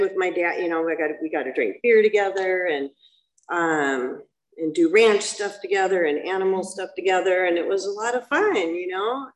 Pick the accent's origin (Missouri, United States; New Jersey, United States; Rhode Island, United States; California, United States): California, United States; Los Alamitos; also born or lived in Laguna Hills, California; I grew up in Los Alamitos